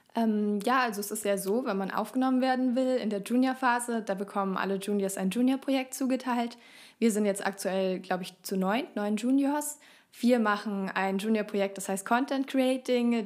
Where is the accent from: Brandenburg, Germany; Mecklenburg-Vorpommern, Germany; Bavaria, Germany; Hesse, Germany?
Bavaria, Germany; Fürstenfeldbruck; moved away; also born or lived in Augsburg; wir kommen so aus Fürstenfeldbruck bei München